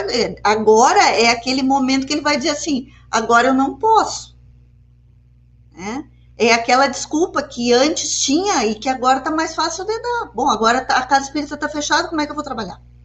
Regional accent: Porto Alegre, Rio Grande do Sul, Brazil; now in Uruguaiana, Brazil; eu sou de Porto Alegre, eu cheguei aqui em Uruguaiana uh, faz um tempinho já

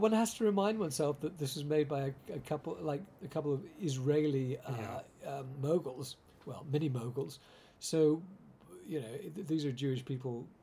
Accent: Winnipeg, Manitoba, Canada; I grew up in Winnipeg

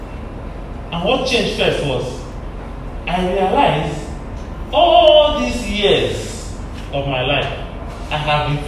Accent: Delta, Nigeria; I was coming from Abo in Delta State

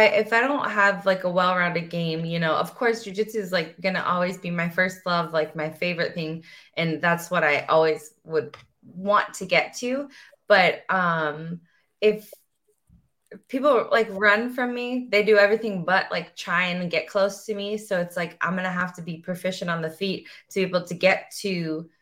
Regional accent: St. Louis, Missouri, United States; I'm like from St. Louis

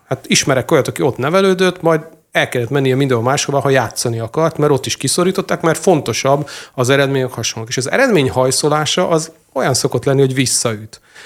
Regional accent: Hungary

